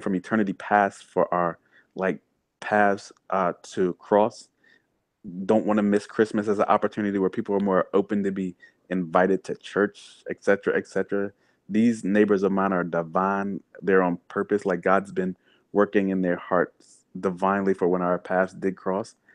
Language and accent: English; the South, United States; I grew up in the South on sweet tea